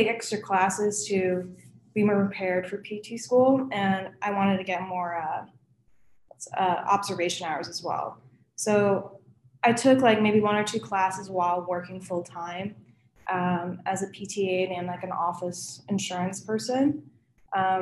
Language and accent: English; Chicago, Illinois, United States; moved away as an adult; now in Cincinnati, United States; So I actually live in the city of Chicago, and I've lived only in Illinois my whole life.